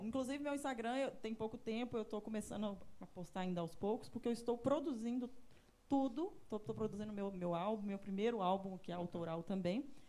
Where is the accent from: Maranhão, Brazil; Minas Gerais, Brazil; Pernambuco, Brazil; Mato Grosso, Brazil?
Minas Gerais, Brazil; Pirapora; moved away as an adult; also born or lived in São Paulo; now in Belo Horizonte, Brazil; cresci em Pirapora, vim para Belo Horizonte